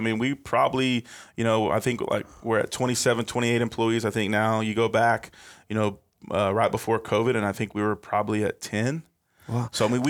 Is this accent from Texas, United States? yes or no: yes; Odessa, Texas, United States; also born or lived in Apple Valley, California / Big Bear, California / McKinney, Texas; I grew up in Odessa